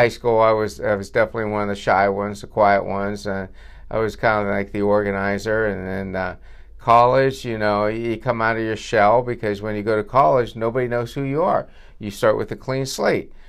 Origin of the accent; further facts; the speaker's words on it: Vernon Township, Pennsylvania, United States; I grew up in Verner Township